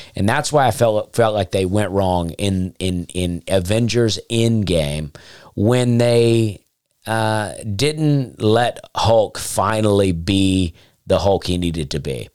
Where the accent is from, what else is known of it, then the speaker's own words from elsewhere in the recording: Alabama, United States; moved away; I grew up in Alabama